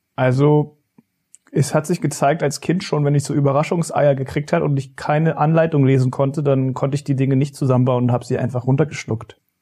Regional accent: Berlin, Germany; bei uns in Steglitz

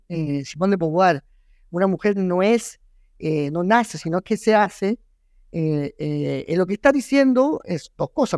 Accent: Chile; soy chileno

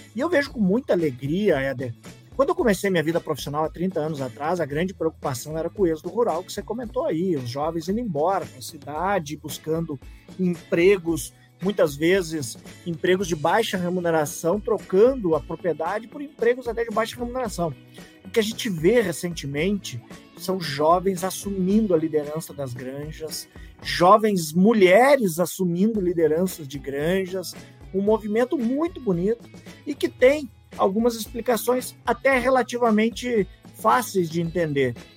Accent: Passo Fundo, Rio Grande do Sul, Brazil; moved away; also born or lived in Santa Catarina; formado em 1993 pela grandiosa Universidade de Passo Fundo, minha cidade natal, maravilhosa cidade de Passo Fundo

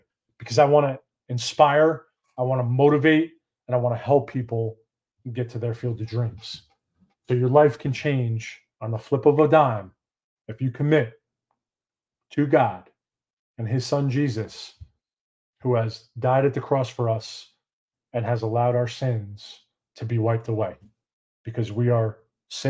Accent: New York, United States; moved away as an adult; now in McKinney, United States; Had to get out of New York. Had to get out of my hometown

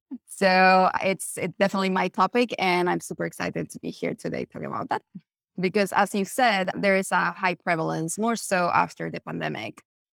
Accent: Chile; I'm originally from Chile

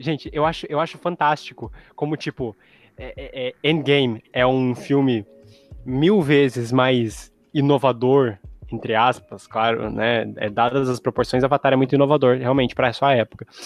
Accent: Brazil; É português, brasileiro, porque nós somos brasileiros

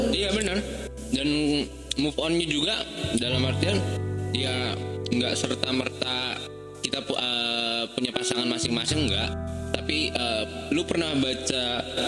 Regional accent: Pematangsiantar, North Sumatra, Indonesia; moved away; also born or lived in Medan; Saya aslinya Siantar.

